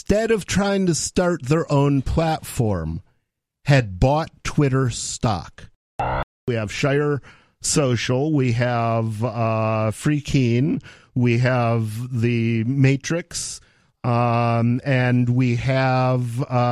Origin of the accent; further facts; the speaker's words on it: United States; As an American